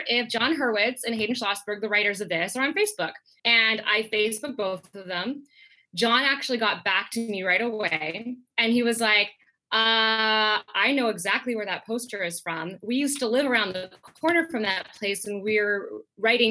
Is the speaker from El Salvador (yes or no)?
no; Langley, British Columbia, Canada; also born or lived in Napa Valley, California / Singapore / Philippines; I grew up mostly here in Langley, which is about 45 minutes outside of Vancouver